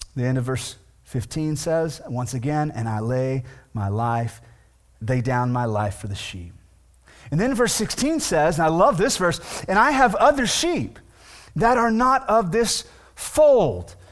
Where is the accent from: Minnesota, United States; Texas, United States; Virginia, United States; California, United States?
Texas, United States; Weatherford; also born or lived in Millsap, Texas; I grew up in Weatherford, right, which is a fairly known town, which is now a city, but my last two years of high school, I went to a small town outside of Weatherford